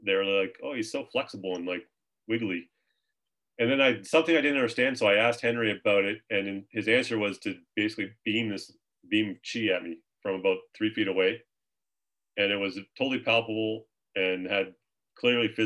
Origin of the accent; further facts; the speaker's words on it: Halifax, Nova Scotia, Canada; moved away as an adult; also born or lived in Tucson, Arizona; I grew up in Halifax, Nova Scotia in the 80s, 1980s.